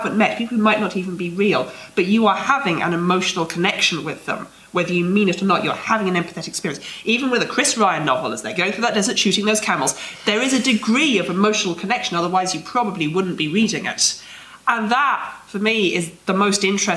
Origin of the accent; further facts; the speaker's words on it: United Kingdom; we're British